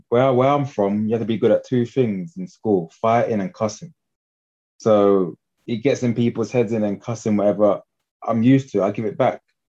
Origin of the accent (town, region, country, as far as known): London, United Kingdom